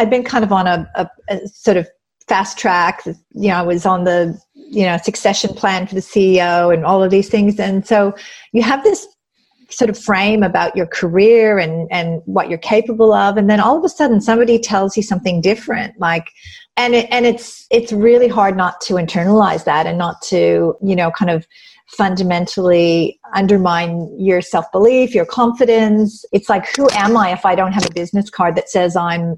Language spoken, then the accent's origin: English; Canada; moved away as an adult; now in Australia; I'm originally from Canada. I've moved here like 24 years ago because I met an Aussie